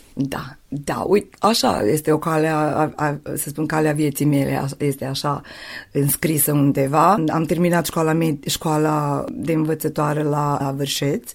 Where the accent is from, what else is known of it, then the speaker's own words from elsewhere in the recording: Torak, Vojvodina, Serbia; moved away as an adult; now in Idvor, Serbia; între satul meu și între mine